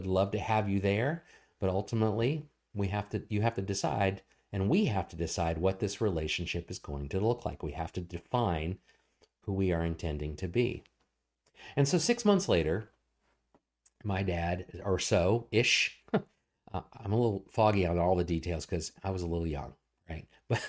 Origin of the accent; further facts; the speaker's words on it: Portsmouth, Virginia, United States; born there; I was born in Norfolk, Virginia, or at the Naval Hospital that I think I'm technically Portsmouth, Virginia.